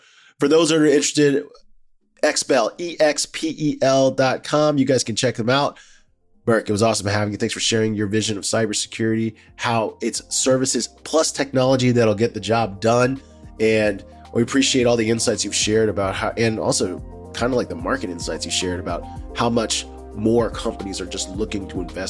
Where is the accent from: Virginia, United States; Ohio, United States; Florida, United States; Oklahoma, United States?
Virginia, United States; Fairfax County; I'm from cool. The D.C. area. I'm from Fairfax County.